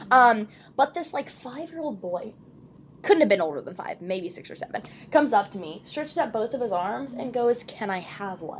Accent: Texas, United States; I don't do well with the cold. I'm a Texan

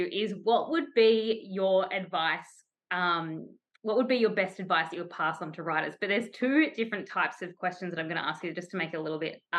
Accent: Tasmania, Australia; I grew up in Tasmania.

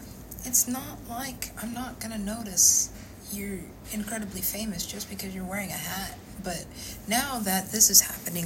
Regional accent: United States; I'm an American

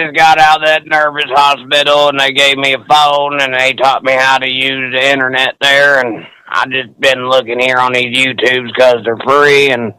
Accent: Louisiana, United States; accent: country; I'm from Louisiana.

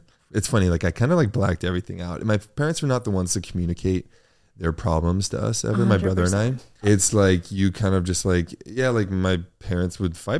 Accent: Los Angeles, California, United States; I grew up in a part of LA that was very middle class. I grew up on Crenshaw and Olympic Boulevard. It's mid city, kind of by Koreatown.

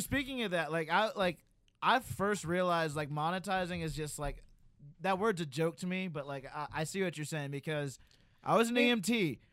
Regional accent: Alabama, United States; I live in a red state. I'm from Alabama

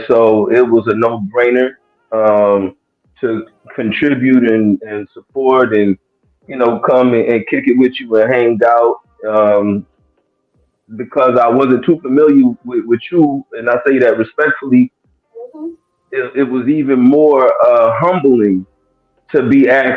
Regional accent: Lexington, Kentucky, United States; I hail from Lexington, Kentucky. Area code 859.

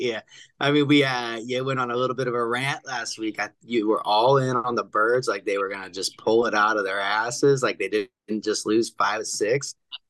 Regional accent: West Coast, United States; But growing up on the West Coast

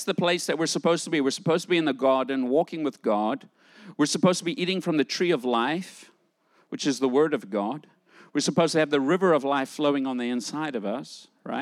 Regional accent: South Africa; I grew up in South Africa during the time of segregation and apartheid

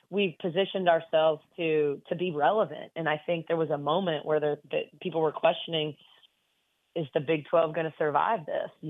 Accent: Midwest, United States; also born or lived in Michigan / Ohio / Indiana / Wisconsin; I grew up in Big Ten country. I mean

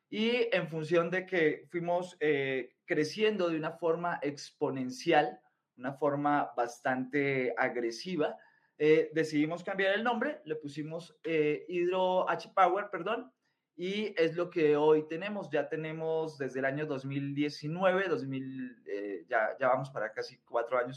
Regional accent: Colombia; now in Mexico; soy colombiano, por el acento obviamente se nota, soy colombiano, llevo viviendo aquí en México ya, voy para 15 años

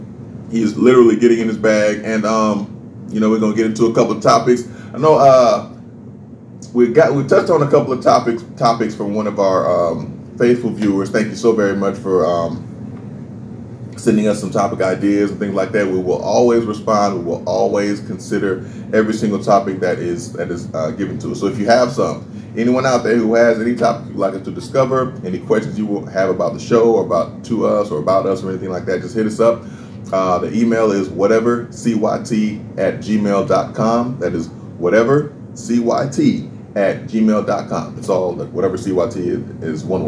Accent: California, United States; now in Montgomery, United States; I'm from California

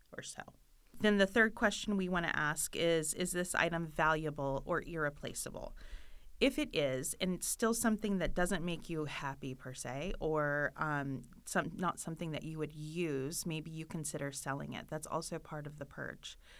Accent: Florida, United States; moved away; I am from Florida and we don't have basements

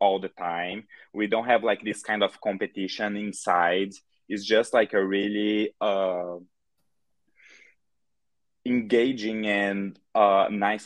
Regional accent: Brazil; English is a second language; moved away as an adult; now in Chicago, United States; I'm originally from Brazil, but I moved here to Chicago, Illinois, 4 years ago. And when I first moved here, I had like no English at all.

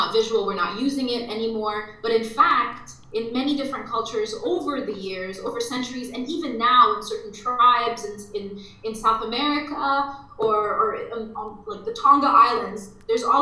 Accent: Dubai, United Arab Emirates; moved away; I'm half Lebanese, half Egyptian, and I grew up in Dubai

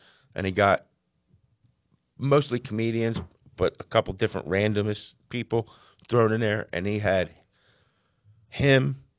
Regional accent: Norristown, Pennsylvania, United States; we're from Norristown. Norristown is half and half.

